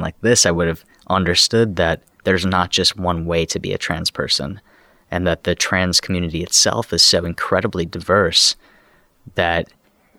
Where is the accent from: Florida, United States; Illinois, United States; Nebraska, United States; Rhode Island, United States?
Illinois, United States; Chicago; I grew up in Chicago